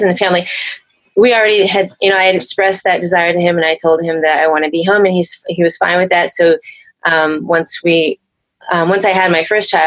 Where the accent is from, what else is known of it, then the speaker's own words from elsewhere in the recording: Pennsylvania, United States; moved away as an adult; also born or lived in Philadelphia / Brooklyn, New York / New York City / New Jersey; I'm originally from Pennsylvania.